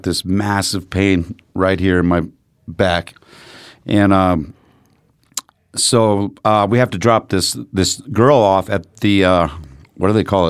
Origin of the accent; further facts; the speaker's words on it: United States; And I'm from America